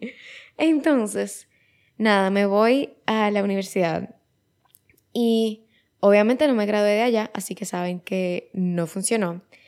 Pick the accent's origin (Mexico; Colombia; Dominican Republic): Dominican Republic; otra vez me fui de República Dominicana y me fui a Nueva York